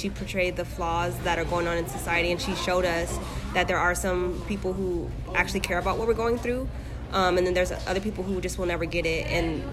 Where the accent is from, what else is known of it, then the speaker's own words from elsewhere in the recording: Lynwood, California, United States; moved away; also born or lived in Ventura County, California; my cousins that I grew up in Linwood